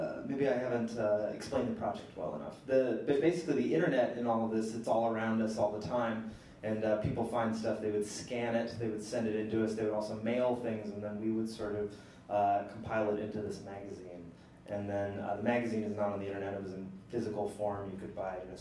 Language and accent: English; Missouri, United States; I am from Missouri.